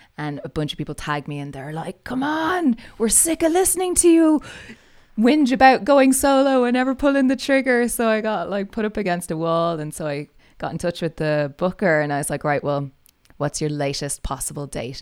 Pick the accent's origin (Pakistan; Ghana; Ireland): Ireland; Dublin, Leinster; moved away as an adult; also born or lived in Calgary / Edmonton; now in Canada; I'm, I'm Irish, uh, grew up in Dublin